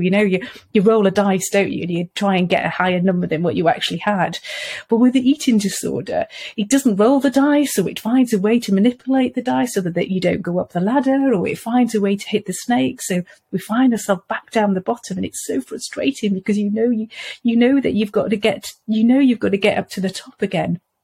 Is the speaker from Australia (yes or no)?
no; Wales, United Kingdom; moved away; I come from Wales originally.